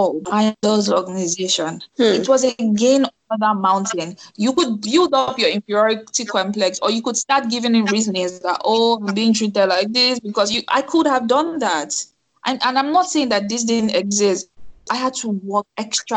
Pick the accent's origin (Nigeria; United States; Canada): Nigeria; moved away as an adult; Me being Nigerian